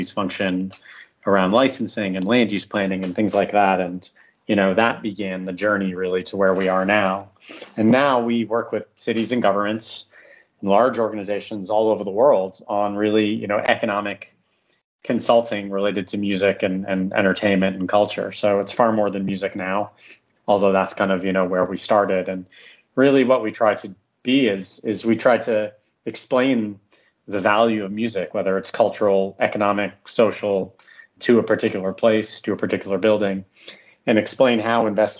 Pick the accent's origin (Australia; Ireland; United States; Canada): Canada; now in United Kingdom; I'm Canadian originally, but I've been living in the UK for a long time